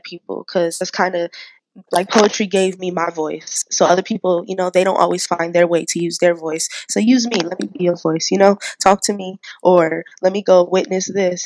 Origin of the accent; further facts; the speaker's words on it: San Diego, California, United States; I was born and raised right here in Diego